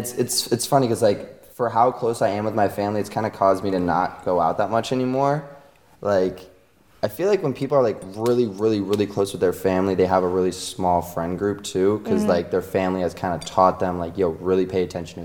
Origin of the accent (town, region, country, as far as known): Virginia, United States